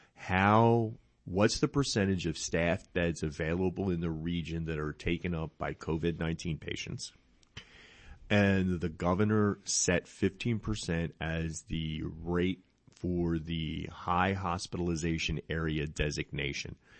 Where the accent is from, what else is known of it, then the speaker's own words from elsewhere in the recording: New Jersey, United States; now in Henderson County, Texas, United States; I'm from New Jersey